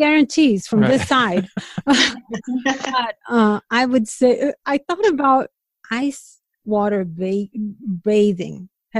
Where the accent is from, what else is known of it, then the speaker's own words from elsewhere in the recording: Brazil; moved away; I'm from Brazil.